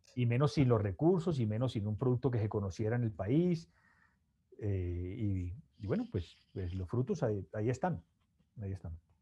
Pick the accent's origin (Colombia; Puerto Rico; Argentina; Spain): Colombia; Cali, Valle del Cauca; also born or lived in Bogotá; soy de Cali, eh, mi papá se llama Alfredo, mi mamá Isabelita